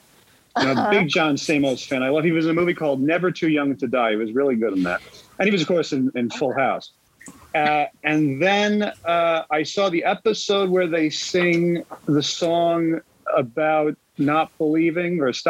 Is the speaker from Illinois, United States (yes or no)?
no; New Jersey, United States; my hometown.